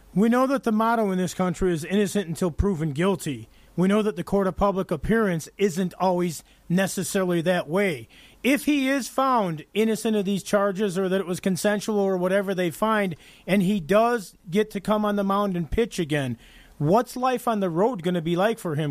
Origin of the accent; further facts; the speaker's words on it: Chicago, Illinois, United States; I'm from the Chicago area